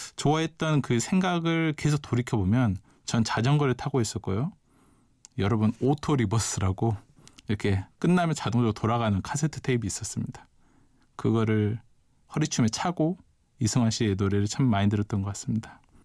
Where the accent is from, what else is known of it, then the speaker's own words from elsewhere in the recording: Mokpo, South Jeolla, South Korea; moved away as an adult; also born or lived in Seoul; 저는 이제 고등학교 때까지 목포에서 부모님과 함께 살다가요. 서울로 대학을 오게 되는데요.